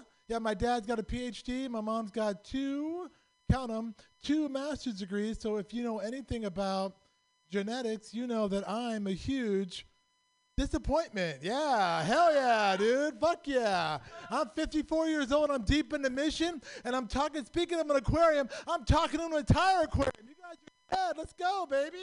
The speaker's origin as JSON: {"language": "English", "country": "Pakistan", "said": "I'm from Pakistan"}